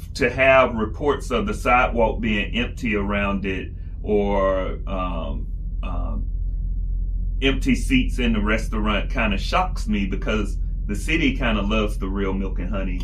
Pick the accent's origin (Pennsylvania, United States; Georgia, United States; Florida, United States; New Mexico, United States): Georgia, United States; South; Where I grew up in South Georgia